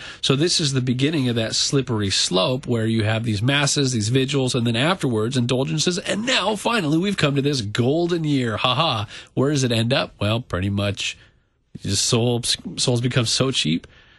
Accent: Southern California, United States; I come from Southern California

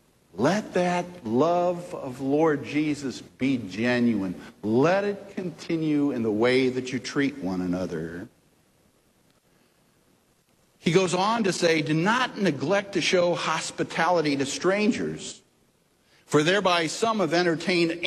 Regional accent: St. Louis, Missouri, United States; I grew up in North St. Louis in Woodson Terrace, a suburb.

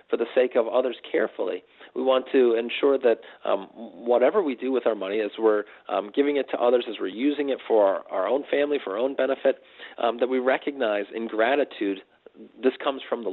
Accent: United States; as American Christians

